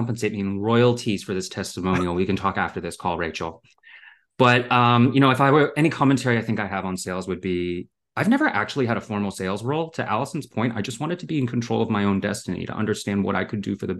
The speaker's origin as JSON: {"language": "English", "country": "Canada", "tie": "born or raised there", "also_born_or_lived": "Hong Kong / Singapore / Germany", "said": "I was born in Hong Kong and I grew up in Singapore, Germany, and eventually Canada."}